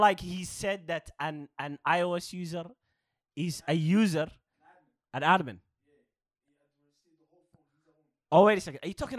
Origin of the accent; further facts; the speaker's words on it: Kona, Hawaii, United States; Bro, I'm from Kona.